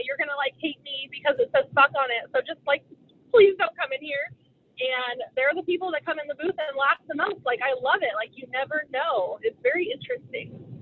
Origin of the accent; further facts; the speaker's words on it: Lincoln, California, United States; moved away as an adult; now in Washington, United States; Grew up in Lincoln, California